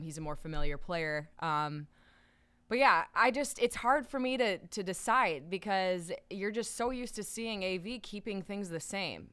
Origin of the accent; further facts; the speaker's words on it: Minnesota, United States; managing our rink where I grew up in Minnesota